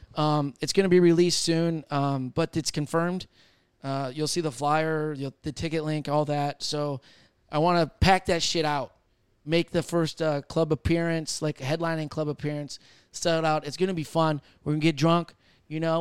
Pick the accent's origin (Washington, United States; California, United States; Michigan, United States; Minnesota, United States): Michigan, United States; I'm from Michigan.